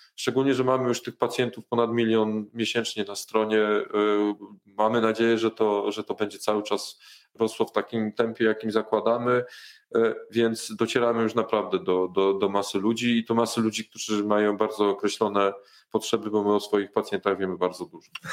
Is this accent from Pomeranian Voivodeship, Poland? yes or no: no; Warsaw, Masovian Voivodeship, Poland; jestem z Warszawy